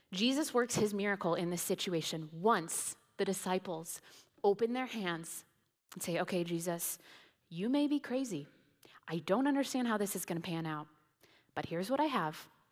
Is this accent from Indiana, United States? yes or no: yes; Indiana, United States; moved away; I grew up in Indiana